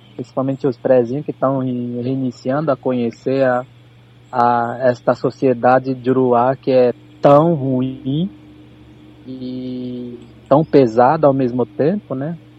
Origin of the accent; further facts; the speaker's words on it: Viamão, Rio Grande do Sul, Brazil; somos nós aqui de Itapuã